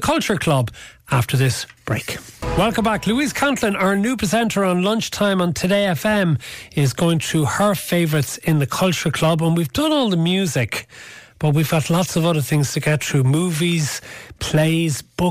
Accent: Cork, Munster, Ireland; I'm from Cork City

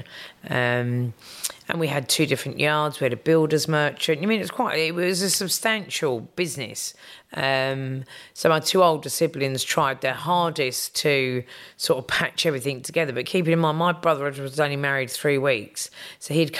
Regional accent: London, United Kingdom; accent: English; growing up in Kilburn, we all had English accents

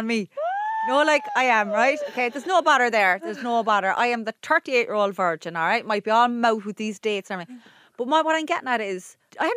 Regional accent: Ireland; us Irish people

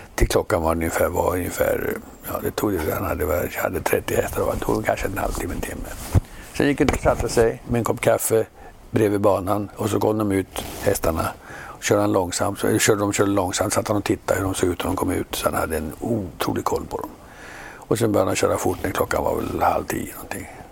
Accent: Sweden; moved away as an adult; also born or lived in United States; vi svenskar

